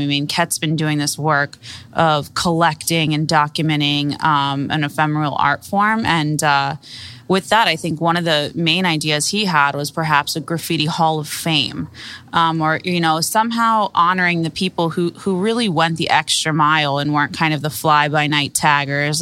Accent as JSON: {"language": "English", "town": "Miami", "region": "Florida", "country": "United States", "tie": "born or raised there", "said": "I grew up here in Miami"}